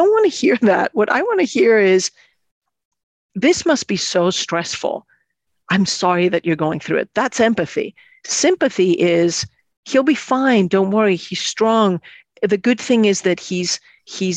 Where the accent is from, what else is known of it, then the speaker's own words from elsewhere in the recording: Athens, Attica, Greece; moved away; I come from Greece, Athens, Greece.